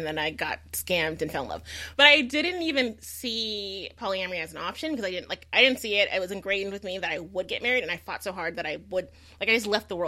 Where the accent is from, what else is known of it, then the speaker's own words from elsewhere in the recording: the South, United States; moved away; also born or lived in New York City; growing up, I'm Southern